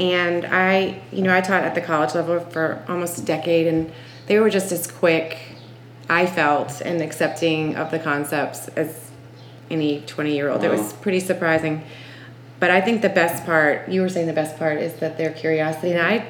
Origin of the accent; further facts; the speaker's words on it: Savannah, Georgia, United States; I'm from Savannah, and I was just meeting Amy through some mutual friends.